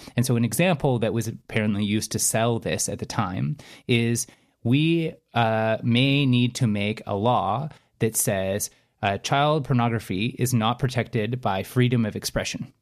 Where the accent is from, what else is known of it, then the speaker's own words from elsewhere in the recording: Canada; as English-speaking Canadians